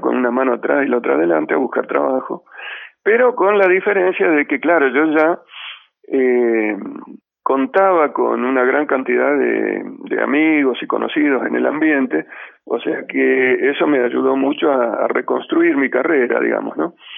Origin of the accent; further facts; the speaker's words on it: Ramallo, Buenos Aires Province, Argentina; moved away; volver a mi pueblo, a Ramallo